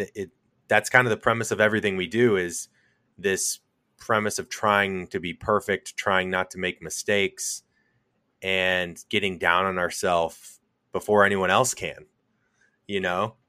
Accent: St. Louis, Missouri, United States; I'm from Saint Louis

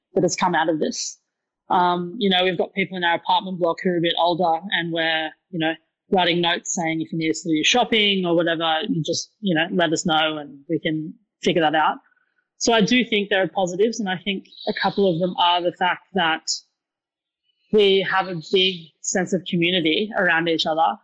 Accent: Newcastle, New South Wales, Australia; moved away as an adult; also born or lived in United Kingdom; now in Sydney, Australia; I'm not uh, native to Sydney, so I'm originally from Newcastle

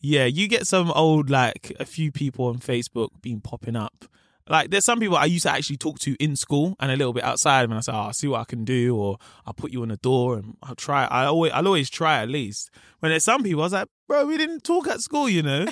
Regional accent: London, United Kingdom; also born or lived in Peckham; I grew up in Camberwell

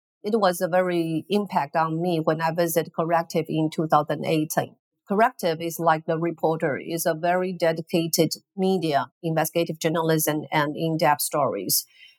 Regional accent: Taiwan; Hello, Adina and all the audience. … from Taiwan. Very nice to be here with you.

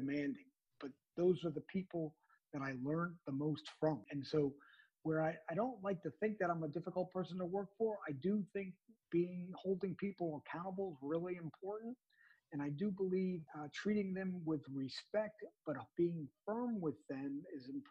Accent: New Jersey, United States; also born or lived in New York City; I grew up in the greater New York area, born and raised in New Jersey. My first 6 or 7 years was in New York City

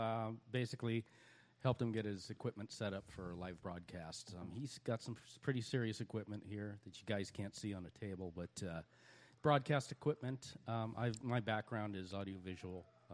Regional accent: Long Beach, California, United States; moved away as an adult; I'm from Southern California, Long Beach area.

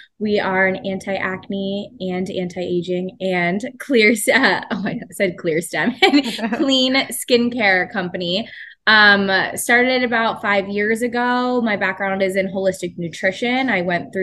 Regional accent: Pittsburgh, Pennsylvania, United States; I grew up in Pittsburgh

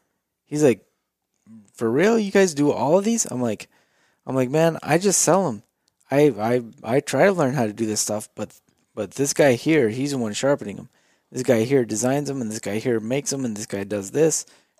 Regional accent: Idaho, United States; I'm from Idaho

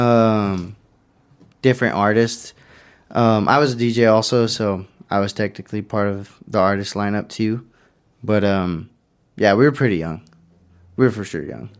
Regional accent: Pueblo, Colorado, United States; technically I grew up in Belmont, but, uh, I basically always said I'm from the East Side

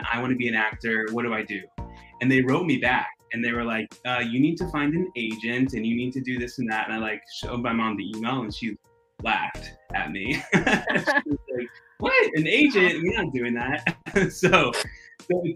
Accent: Atlanta, Georgia, United States; moved away as an adult; also born or lived in New York; now in Atlanta, United States; I am originally from Atlanta, and after high school, I moved to New York

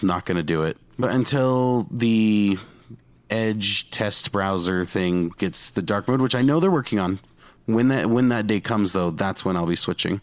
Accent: Utah, United States; I'm from Utah

